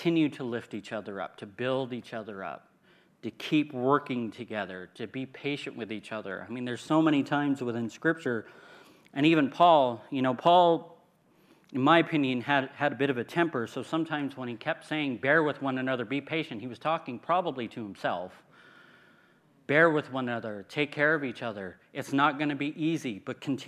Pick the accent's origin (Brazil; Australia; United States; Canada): United States; California; moved away; I come from California